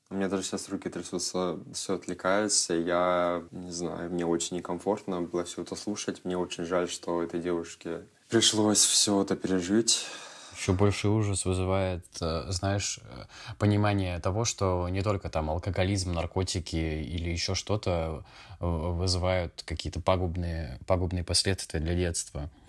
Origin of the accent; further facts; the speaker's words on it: Irkutsk Oblast, Russia; Я переехал из Иркутской области. Байкал видел?